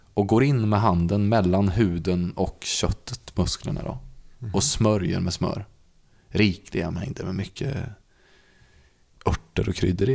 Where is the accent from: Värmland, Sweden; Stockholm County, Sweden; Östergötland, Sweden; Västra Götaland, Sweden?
Värmland, Sweden; där vi växte upp i Värmland